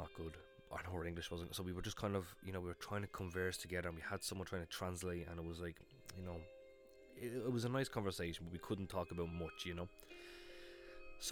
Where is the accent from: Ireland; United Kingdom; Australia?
Ireland; I'm from Ireland